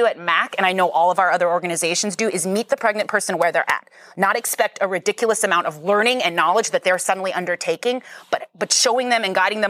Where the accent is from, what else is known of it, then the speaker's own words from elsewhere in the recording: Wisconsin, United States; So I'm originally from Wisconsin